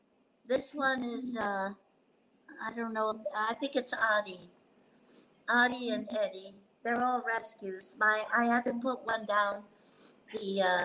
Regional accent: West Coast, United States; I come from the West Coast, and I'm so upset.

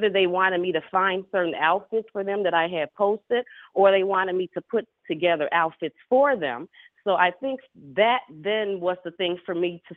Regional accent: Chicago, Illinois, United States; I'm born and raised in Chicago, Illinois

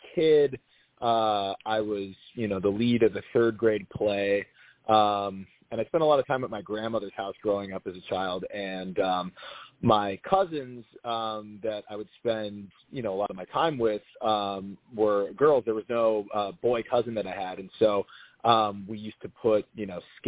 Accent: Minnesota, United States; now in Los Angeles, United States; I'm from Minnesota

